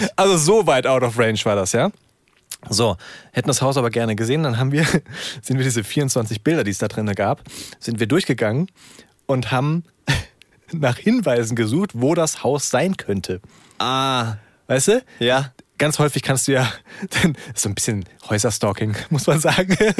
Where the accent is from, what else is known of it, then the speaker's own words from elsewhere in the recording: Wiesbaden, Hesse, Germany; Ich bin in Wiesbaden aufgewachsen